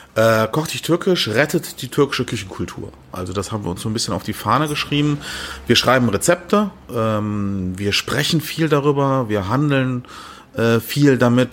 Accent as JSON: {"language": "German", "country": "Germany", "tie": "born or raised there", "said": "Ich bin ja in Deutschland geboren, Eltern Gast, als Gastarbeiter"}